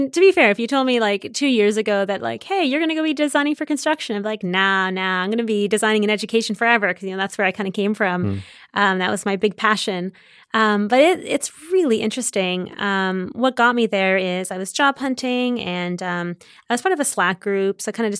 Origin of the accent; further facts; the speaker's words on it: Waterloo, Ontario, Canada; Yeah, so born and raised in Canada.